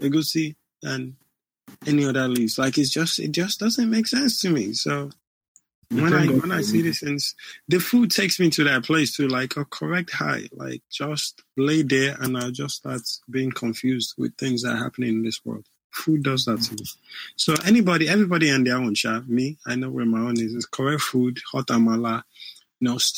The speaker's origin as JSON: {"language": "English", "town": "New York City", "region": "New York", "country": "United States", "said": "I'm from the Bronx"}